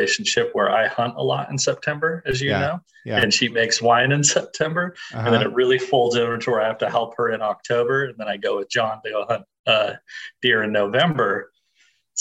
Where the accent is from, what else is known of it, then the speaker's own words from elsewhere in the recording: Salt Lake City, Utah, United States; I grew up in Salt Lake City